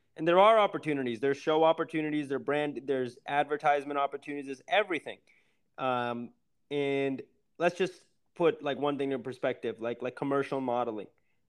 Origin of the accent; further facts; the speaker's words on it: India; I mean, being Indian is difficult.